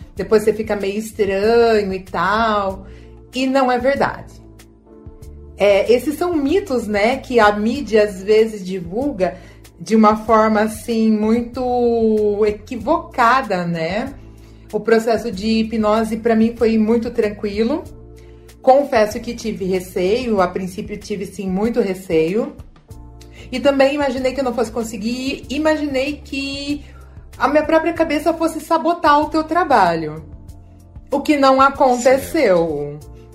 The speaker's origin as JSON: {"language": "Portuguese", "town": "Leme", "region": "São Paulo", "country": "Brazil", "said": "eu sou da cidade de Leme"}